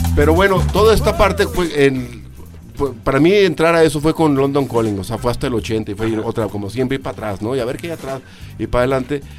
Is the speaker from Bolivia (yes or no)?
no; Mexico; soy blanquito, soy mexicano